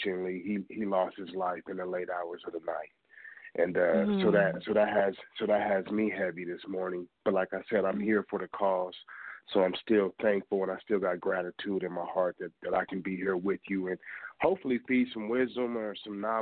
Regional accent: Colorado, United States; also born or lived in Hamilton, Ohio; I was raised in Colorado and Colorado made me the man that I am.

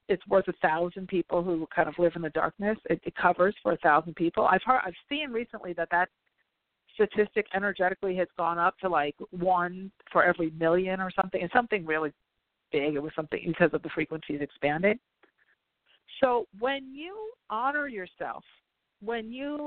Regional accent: New York, United States; now in La Jolla, United States; I'm from New York originally

